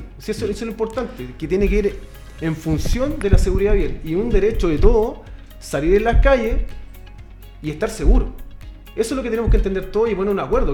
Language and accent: Spanish; Chile; Aquí en Chile